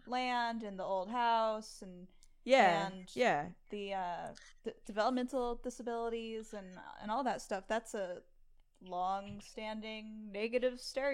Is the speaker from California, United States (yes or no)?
yes; California, United States; I grew up in California, but my parents grew up in rural areas in the middle of the country.